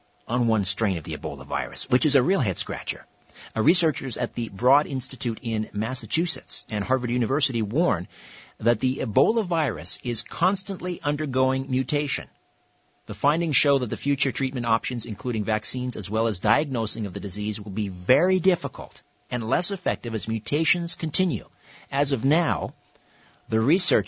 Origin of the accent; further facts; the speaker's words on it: Brantford, Ontario, Canada; Brantford's my hometown.